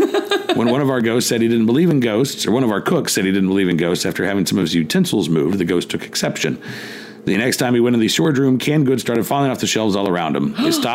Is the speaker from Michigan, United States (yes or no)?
yes; Detroit, Michigan, United States; moved away; Matt and I grew up in Metro Detroit. At the time we left the Tri-County area in 1982, the area had over 3 million people.